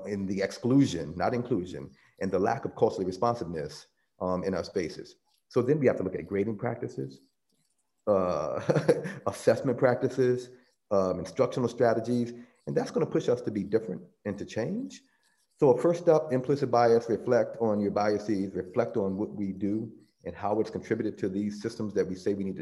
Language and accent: English; the South, United States; I grew up in the South, and my family would refer to it as the Jim Crow South.